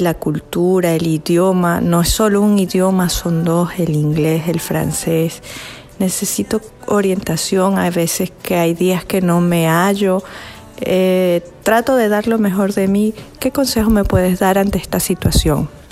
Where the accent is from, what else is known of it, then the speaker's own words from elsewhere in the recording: Venezuela; moved away as an adult; now in Montreal, Canada; Soy venezolana